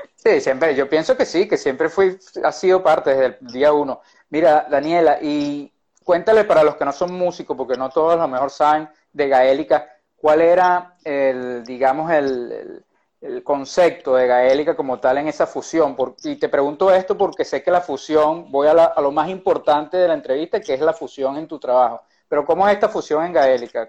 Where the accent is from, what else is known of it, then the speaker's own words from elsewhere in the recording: Venezuela; Yo particularmente que soy venezolano como tú